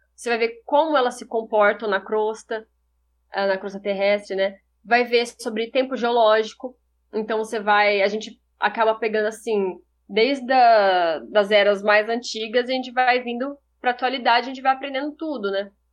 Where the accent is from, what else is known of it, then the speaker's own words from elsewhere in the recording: São José do Rio Preto, São Paulo, Brazil; also born or lived in Rio Claro; eu sou de São José do Rio Preto